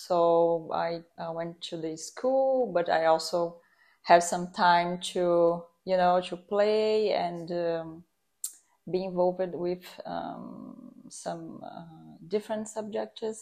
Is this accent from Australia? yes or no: no; São Paulo, Brazil; I'm from Brazil, São Paulo.